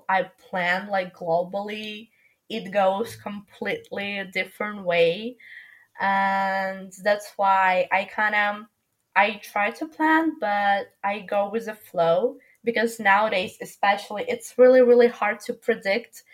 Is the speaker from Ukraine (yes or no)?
yes; Ukraine; moved away as an adult; also born or lived in Milan; In my hometown in Ukraine